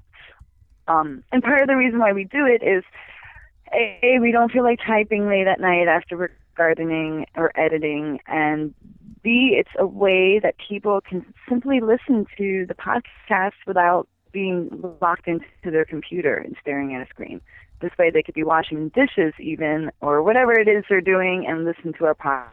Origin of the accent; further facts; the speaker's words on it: New Jersey, United States; moved away as an adult; also born or lived in Pennsylvania; now in Montana, United States; I grew up in New Jersey